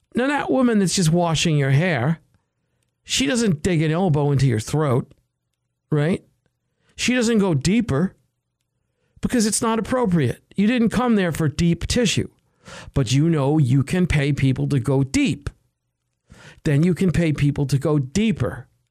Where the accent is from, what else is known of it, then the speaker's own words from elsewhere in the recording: United States; I'm an American